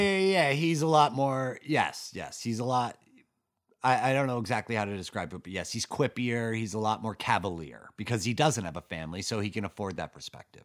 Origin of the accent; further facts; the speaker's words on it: Ossining, New York, United States; my hometown of Austin in New York